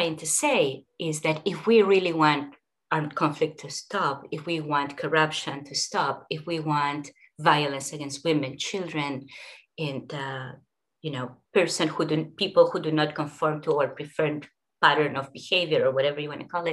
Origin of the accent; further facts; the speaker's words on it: Peru; moved away; as well as in my own current country, as well as in my home country of Peru